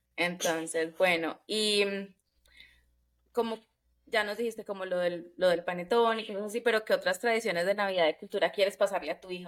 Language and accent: Spanish; Colombia; moved away